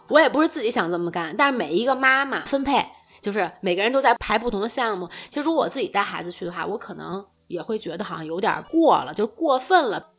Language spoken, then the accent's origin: Chinese; China; 因为我也是中国人